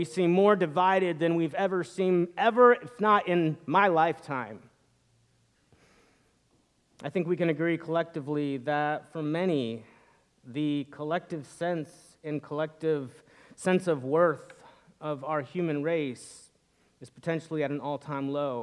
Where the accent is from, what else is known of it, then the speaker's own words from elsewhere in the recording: northern Indiana, United States; now in Atlanta, United States; But I grew up in the Midwest, and in the fall, unlike in Atlanta where the cold weather comes kind of gradually and the leaves change slowly, in northern Indiana